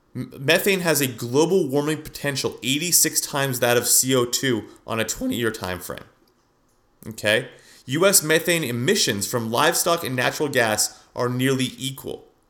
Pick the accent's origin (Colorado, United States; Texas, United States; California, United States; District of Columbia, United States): California, United States; San Francisco; now in Scottsdale, United States; I'm from California, and I've driven, I'm from San Francisco